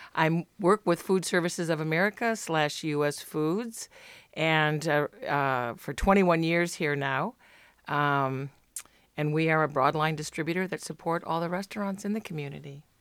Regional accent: Chicago, Illinois, United States; now in Oregon, United States; I am a transplant, originally from Chicago

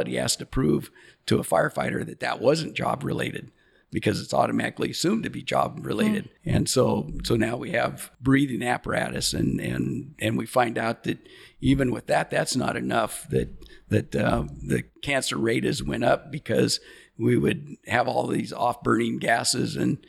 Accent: Astoria, Oregon, United States; we call it Native Born Astorians. And so there's not many of us in our class that has graduated and stayed here

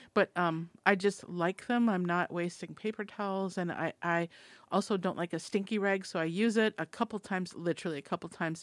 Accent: Minnesota, United States; I'm from Minnesota

